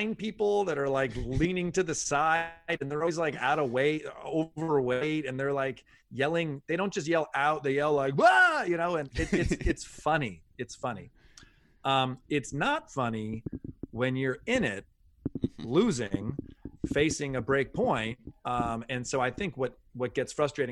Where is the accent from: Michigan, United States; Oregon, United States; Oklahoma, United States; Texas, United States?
Michigan, United States; Ann Arbor; I was from Ann Arbor